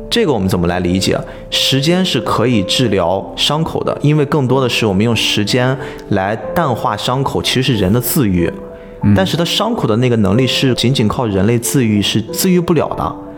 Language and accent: Chinese; China; 我们中国人